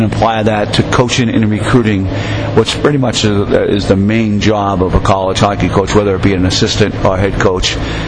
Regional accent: Somerville, Massachusetts, United States; moved away as an adult; now in Plattsburgh, United States; growing up in Somerville, Mass, you know, 98,000 people

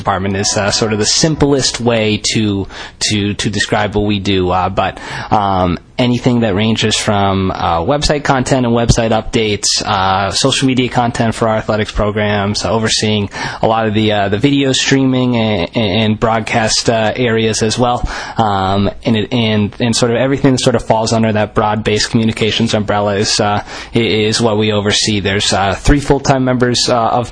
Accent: Haverhill, Massachusetts, United States; I'm from Haverhill, Massachusetts originally, so a local kid

